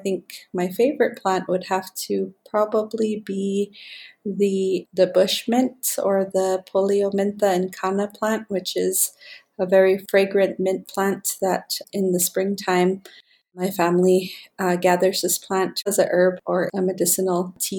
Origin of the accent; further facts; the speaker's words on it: Hopi Reservation, northern Arizona, United States; I was born and raised on the Hopi Reservation here in northern Arizona. And I am an Indigenous woman, and I have lived here my whole life with my immediate and extended family and clan.